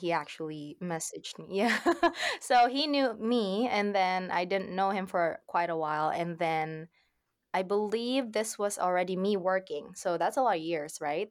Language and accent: English; Philippines; also born or lived in Saudi Arabia; now in Nova Scotia, Canada; I currently live in Canada, in Nova Scotia, but I'm originally from the Philippines. I was born in Saudi Arabia